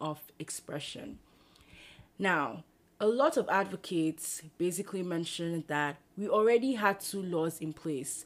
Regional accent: Nigeria; moved away as an adult; also born or lived in Lagos, Nigeria; now in Berkeley, United States; So here I am in Berkeley, California. I grew up in Nigeria

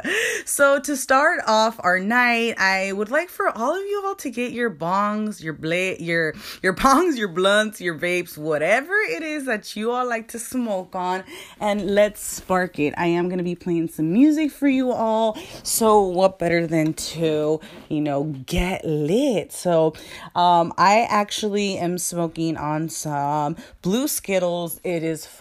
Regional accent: California, United States; I was born and raised in California

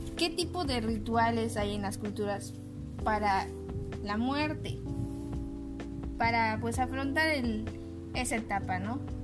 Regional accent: Mexico; somos mexicanos

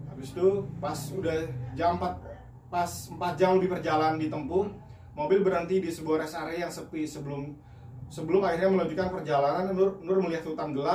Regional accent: Java, Indonesia; Gue orang Jawa kan.

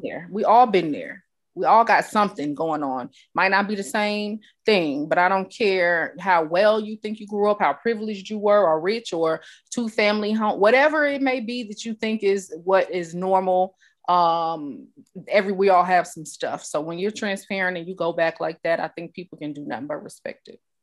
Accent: New York, United States; I grew up in New York around people of all cultures

